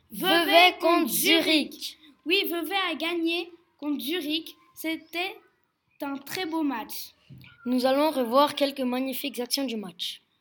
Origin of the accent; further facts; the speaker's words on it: France; Je viens de France.